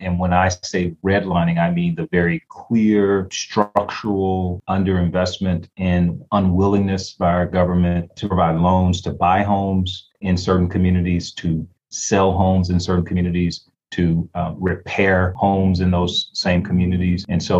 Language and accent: English; Detroit, Michigan, United States; now in Baltimore, United States; growing up in Detroit, Michigan, I realized as a very young person, 13, 14 years old